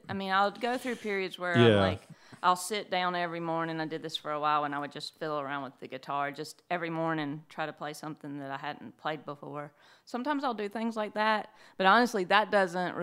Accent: Kings Mountain, North Carolina, United States; moved away; I'm originally from North Carolina, a small town called Kings Mountain.

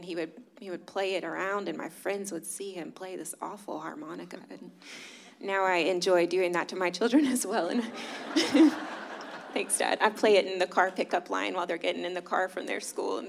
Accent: Pensacola, Florida, United States; moved away as an adult; also born or lived in Atlanta; now in Santa Rosa Beach, United States; Stephen and I grew up in Pensacola. We went to Booker T. Washington and met there.

